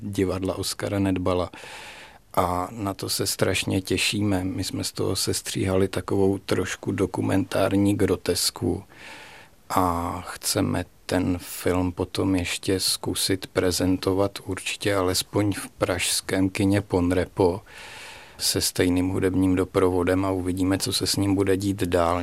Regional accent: Strakonice, South Bohemian Region, Czechia; pocházím ze Strakonic původem

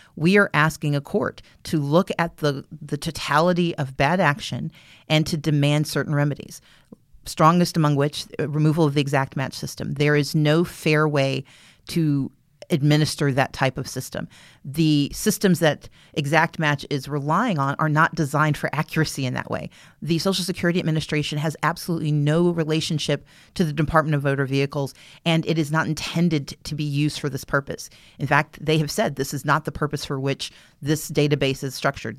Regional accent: the South, United States; as a Southerner

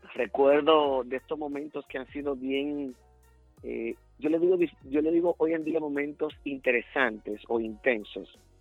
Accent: Dominican Republic; moved away as an adult; now in United States; el país que me dio nacer, claro, con mucho orgullo, fue República Dominicana.

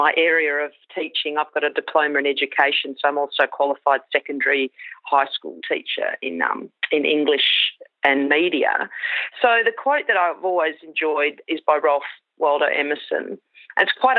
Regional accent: Queensland, Australia; I grew up in Queensland, a small rural property there.

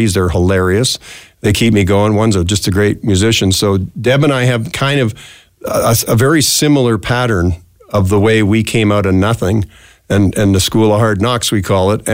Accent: Canada; also born or lived in Minneapolis, United States / Regina, Canada; now in Edmonton, Canada; a Canadian, a transplanted Canadian living there

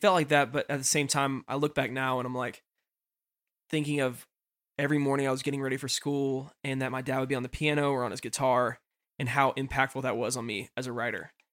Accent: Nashville, Tennessee, United States; moved away as an adult; also born or lived in Florida; growing up in Nashville.

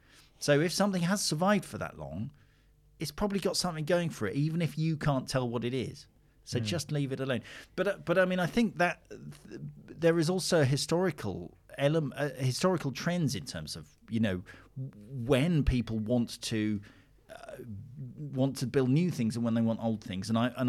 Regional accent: United Kingdom; We're British

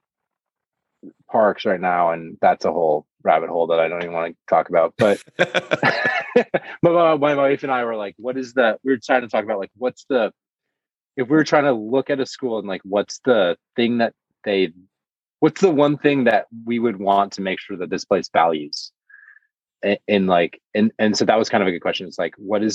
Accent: Michigan, United States; now in Los Angeles, United States; I grew up in Michigan

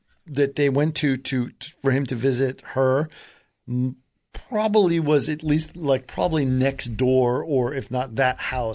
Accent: Northeast, United States; So I came from the Northeast. This felt like a Northeast prep school situation

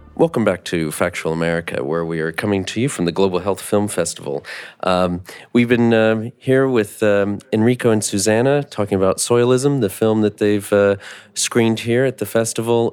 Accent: United States; also born or lived in North Carolina; as an American

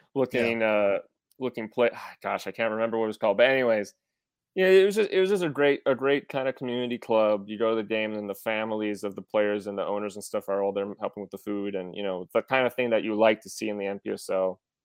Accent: River Falls, Wisconsin, United States; I was from River Falls, Wisconsin

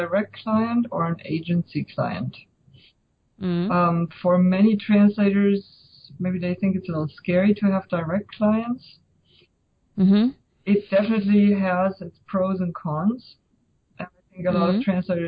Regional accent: Germany; moved away as an adult; now in United States; I grew up in Germany

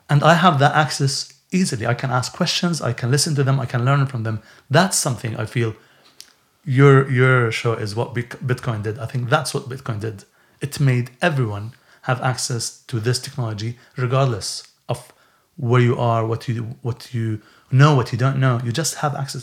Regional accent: Syria; now in Bedford, United Kingdom; when I was growing up in Syria

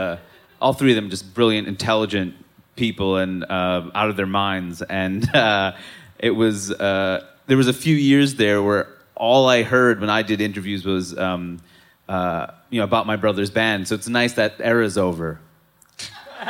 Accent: New York City, New York, United States; moved away as an adult; also born or lived in Seattle; I grew up in Queens

